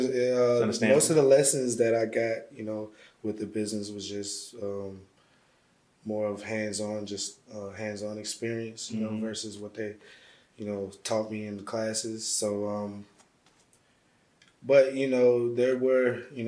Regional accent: St. Paul, Minnesota, United States; also born or lived in Little Rock, Arkansas; I was born in Little Rock, Arkansas. Moved to St. Paul, Minnesota when I was young, and pretty much grew up there.

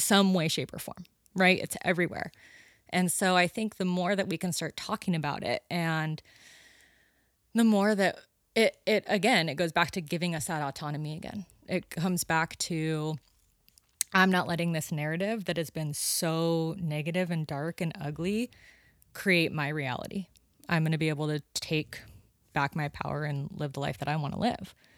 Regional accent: Sonora, California, United States; moved away as an adult; now in Santa Cruz, United States; up by Yosemite. Yeah, Sonora

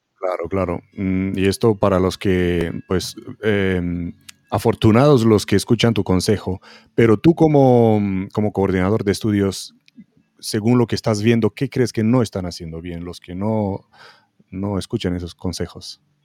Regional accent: Romania; moved away; en Rumanía también, mi país de origen

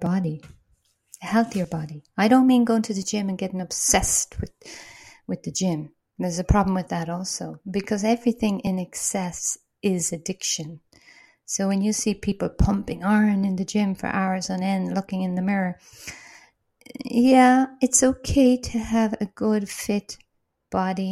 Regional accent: Ireland; now in Portugal; I'm Irish

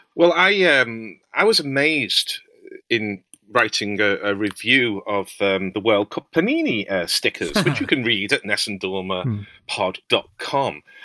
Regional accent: Liverpool, North West England, United Kingdom; I'm a Scouser

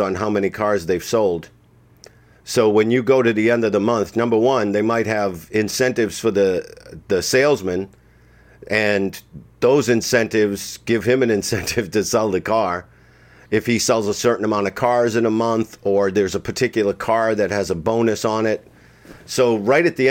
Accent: Boston, Massachusetts, United States; moved away as an adult; I'm from Boston.

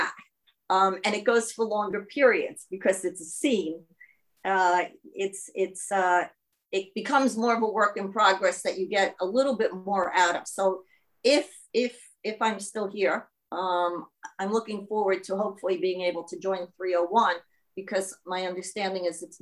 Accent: New York, United States; accent: New York; now in Auckland, New Zealand; my New York accent

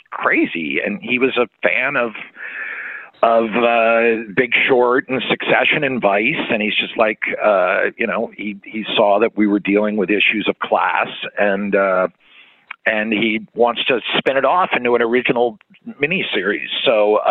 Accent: around Philadelphia, Pennsylvania, United States; I grew up around Philly

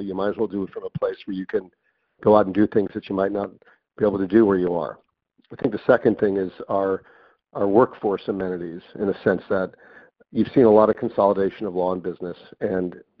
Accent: Miami Beach, Florida, United States; Starwood is opening up its headquarters in my hometown

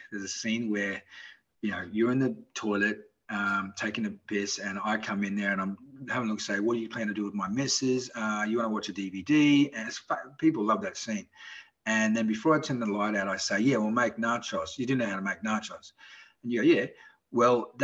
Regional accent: Australia; accent: Australian; moved away; my Australian accent

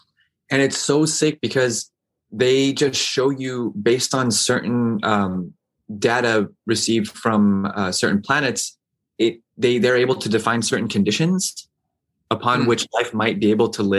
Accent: New Mexico, United States; also born or lived in Saudi Arabia; now in New York, United States; I grew up in New Mexico.

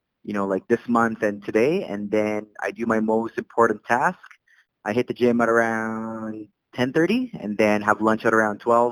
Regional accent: Saudi Arabia; English is a second language; moved away as an adult; also born or lived in Philippines / Canada; now in Calgary, Canada; I immigrated from the Philippines. The rest of my family immigrated from Saudi Arabia, where I was raised

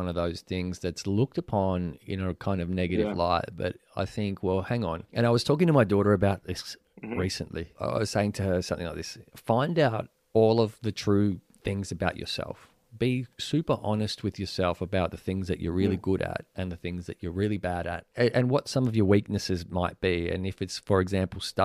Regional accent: Venezuela; moved away; Venezuela, which is my home country

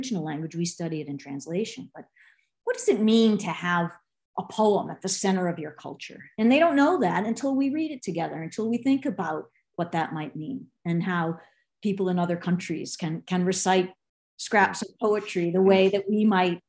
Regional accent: Boston, Massachusetts, United States; I'm from Boston.

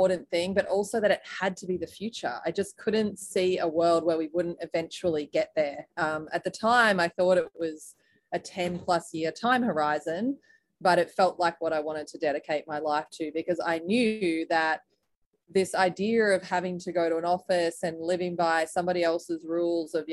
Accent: Australia; moved away as an adult; now in United States; I was originally from Australia, as you can probably hear

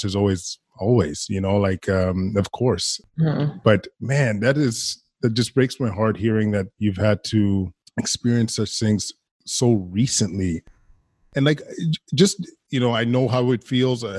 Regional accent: Alberta, Canada; I grew up in Alberta

